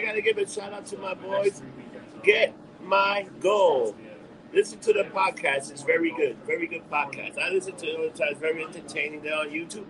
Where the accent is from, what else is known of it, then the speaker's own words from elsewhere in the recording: New York, United States; we're from New York